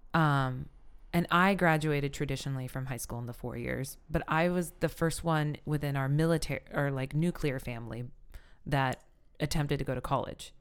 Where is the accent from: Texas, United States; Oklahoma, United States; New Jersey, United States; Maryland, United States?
Oklahoma, United States; Pawhuska; We grew up in Pasco, Oklahoma. an Osage Nation